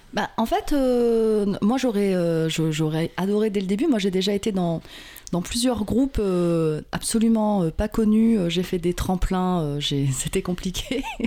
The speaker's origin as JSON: {"language": "French", "area": "Verneuil and Vernouillet, Yvelines", "region": "Île-de-France", "country": "France", "said": "on vient tous de Verneuil et Vernouillet dans les Yvelines"}